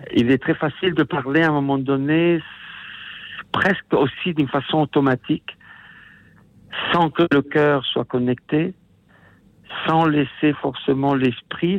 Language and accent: French; Italy; first language Italian; French is a second language; ma langue maternelle, qui est l'italien, parce que je suis italien